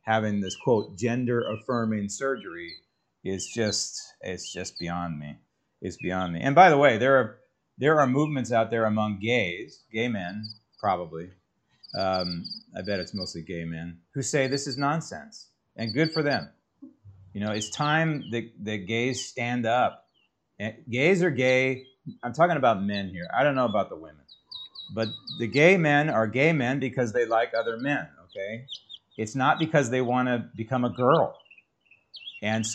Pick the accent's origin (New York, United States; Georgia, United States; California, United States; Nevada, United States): California, United States; San Francisco; moved away; I grew up in San Francisco